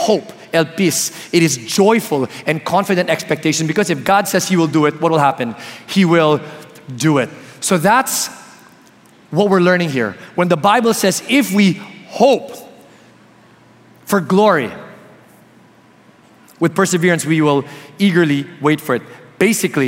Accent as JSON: {"language": "English", "town": "Palo Alto", "region": "California", "country": "United States", "tie": "born or raised there", "said": "I was born in California beside Palo Alto, so that's very near. So this is really like hometown for me."}